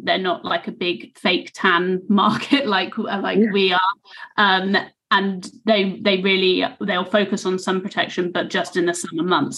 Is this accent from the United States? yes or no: no; United Kingdom; also born or lived in Australia; I'm I'm British